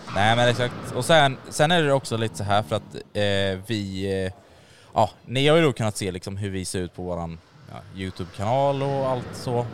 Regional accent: Jönköping, Jönköping County, Sweden; Vi kommer från Jönköping vi tre

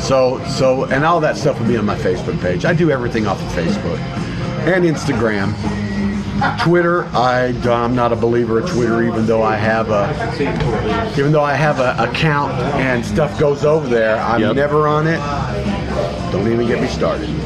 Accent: London, Kentucky, United States; also born or lived in Detroit, Michigan; now in Florida, United States; even though I was born in Detroit, but I was raised in Kentucky.

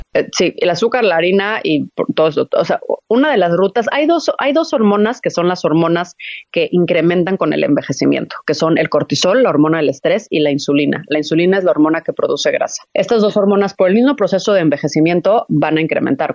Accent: Mexico; la comida que yo estoy acostumbrada como mexicana

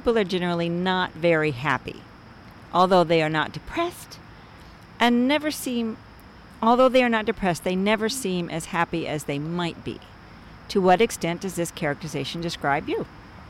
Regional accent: California, United States; now in New York, United States; We've been here since the 70s. I'm from California.

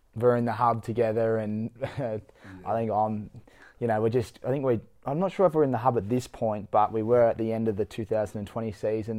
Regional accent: Victoria, Australia; We're both from Victoria

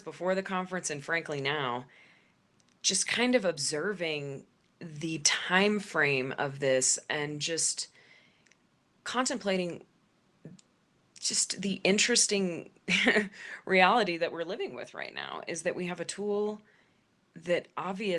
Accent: Denver, Colorado, United States; in Denver, in my hometown

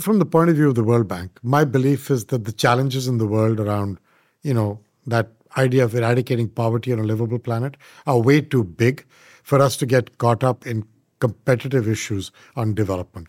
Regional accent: India; moved away as an adult; now in United States; I am an Indian by birth, but I did grow up in India.

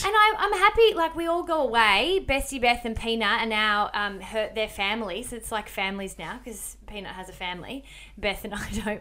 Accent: Melbourne, Victoria, Australia; moved away; I'm from Melbourne

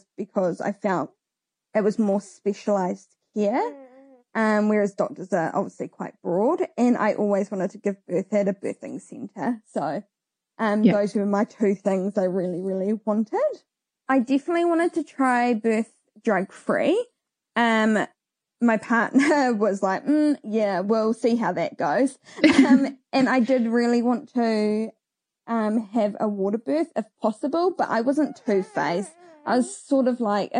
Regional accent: Hamilton, Waikato, New Zealand; now in Waiuku, New Zealand; we live in Waiuku in Auckland, but I grew up in Hamilton.

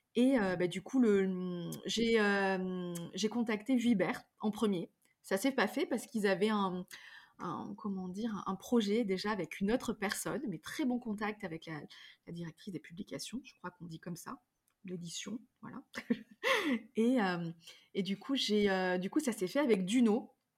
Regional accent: Drôme provençale, Auvergne-Rhône-Alpes, France; grandi dans la Drôme provençale, dans un vieux corps de ferme

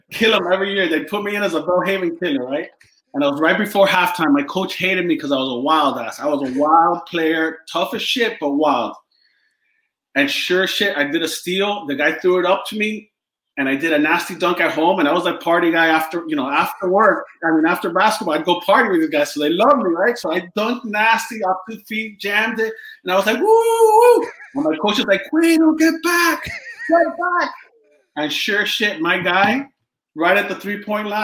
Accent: Miami, Florida, United States; moved away as an adult; growing up in Miami and being Cuban

